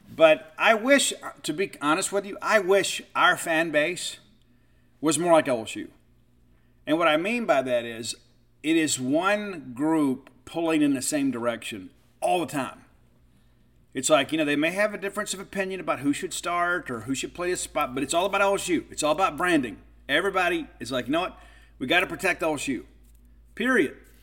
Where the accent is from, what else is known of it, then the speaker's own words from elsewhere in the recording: Mississippi, United States; I was from Mississippi